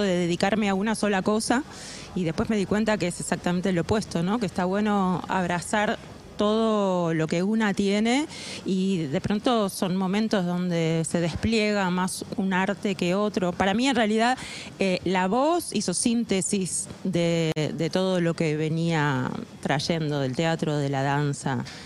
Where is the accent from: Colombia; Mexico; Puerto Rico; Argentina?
Argentina; La Plata, Buenos Aires Province; Yo nací en La Plata